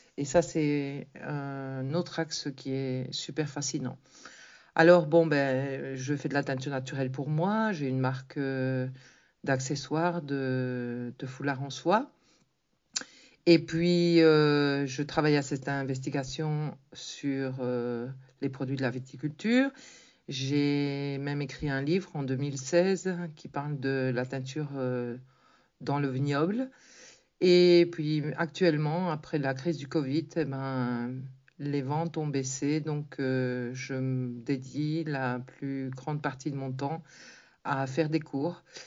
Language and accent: French; Tournai, Wallonia, Belgium; now in Canary Islands, Spain; je suis originaire de Tournai, en Belgique, tout près de chez toi. J'habite actuellement dans les îles Canaries depuis presque 40 ans